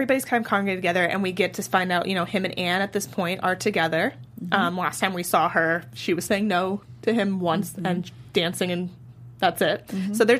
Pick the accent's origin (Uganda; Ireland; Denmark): Ireland; I'm Irish